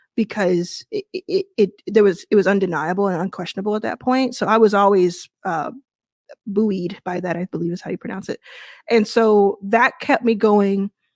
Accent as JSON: {"language": "English", "town": "Dallas", "region": "Texas", "country": "United States", "tie": "born or raised there", "also_born_or_lived": "Jackson, Mississippi", "moved": "yes", "said": "I was born in Jackson, Mississippi, and I, I grew up in Dallas, Texas"}